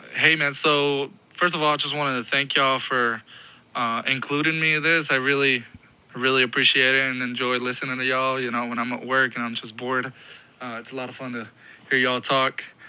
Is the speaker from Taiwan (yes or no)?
no; Guatemala; English is a second language; moved away; I moved here from Guatemala because uh, I was originally born and raised there. But when I moved here, I didn't speak any English